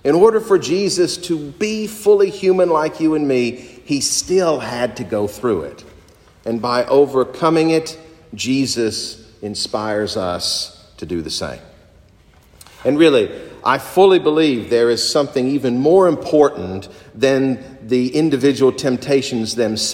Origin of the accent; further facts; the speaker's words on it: Kentucky, United States; moved away; my home country of Kentucky